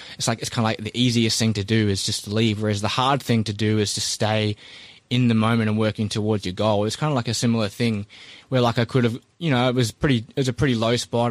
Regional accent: Christchurch, Canterbury, New Zealand; I was born in New Zealand and grew up in Christchurch

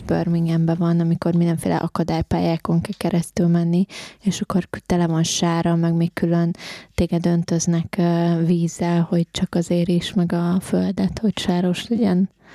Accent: Hungary; moved away; én ugye vidéken nőttem fel

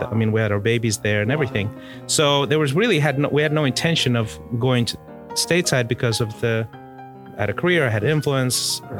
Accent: Mozambique; we were growing up in Mozambique, but we would watch South African television

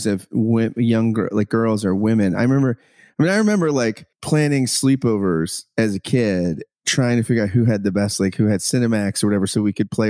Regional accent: New Jersey, United States; I grew up in New Jersey

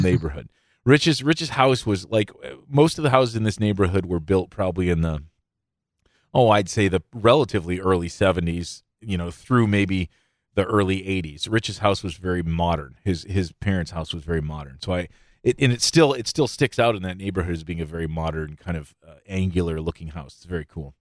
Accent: Midland, Michigan, United States; I grew up in Midland. I was born here. I grew up here. Uh, I still live in Midland, technically.

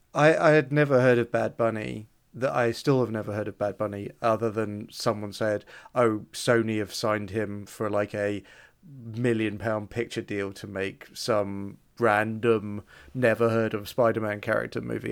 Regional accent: United Kingdom; I'm your only British friend

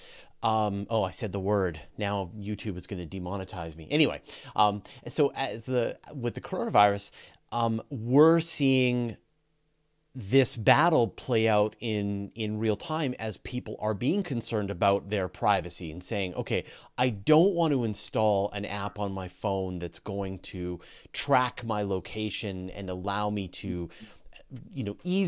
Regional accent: Canada; I'm Canadian

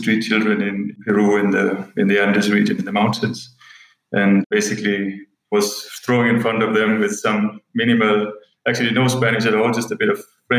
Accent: Denmark; moved away as an adult; now in Kathmandu, Nepal; I'm originally from Denmark. I grew up in a small village about 30 miles from Copenhagen

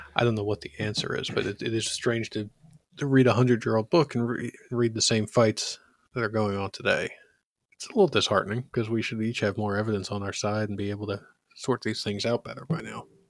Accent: Philadelphia, Pennsylvania, United States; as a Philadelphian

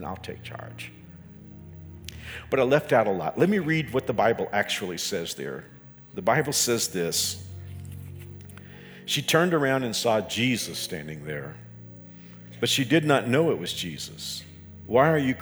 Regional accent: Dallas-Fort Worth area, Texas, United States; moved away as an adult; I grew up in the Dallas-Fort Worth area.

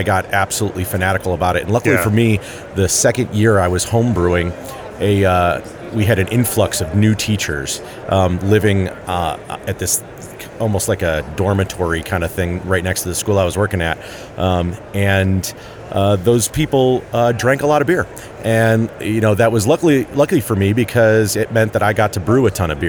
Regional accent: Rochester, New York, United States; moved away as an adult; also born or lived in Navajo Reservation; I was growing up in Rochester, New York

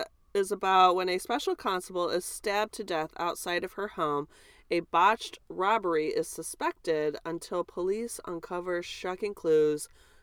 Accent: United States; we're from America.

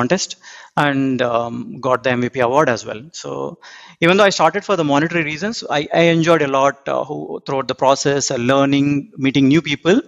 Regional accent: India; moved away as an adult; now in Auckland, New Zealand; I'm originally from India, but around 2 years back, moved to New Zealand.

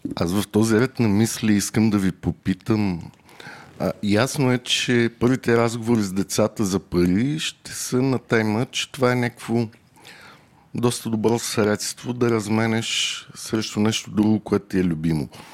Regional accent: Varna, Varna Province, Bulgaria; Аз съм от Варна

